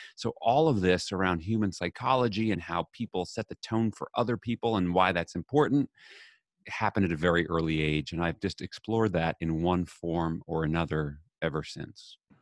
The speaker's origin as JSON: {"language": "English", "town": "New York City", "region": "New York", "country": "United States", "tie": "born or raised there", "said": "I grew up in New York City"}